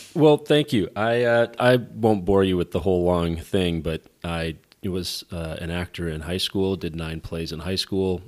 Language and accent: English; Minnesota, United States; moved away as an adult; now in Los Angeles, United States; growing up in Minnesota